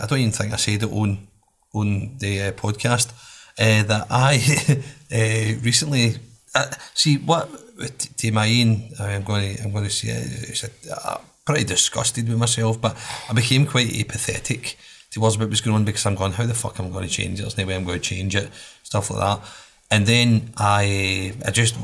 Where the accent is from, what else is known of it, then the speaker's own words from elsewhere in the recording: Glasgow, Scotland, United Kingdom; I loved growing up in the Drum